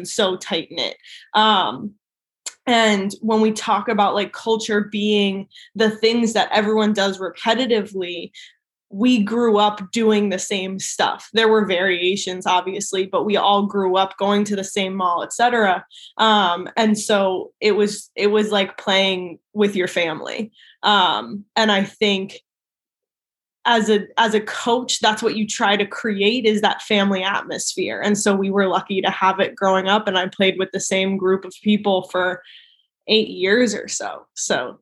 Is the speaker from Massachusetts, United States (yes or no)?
yes; outside of Boston, Massachusetts, United States; moved away; I grew up outside of Boston.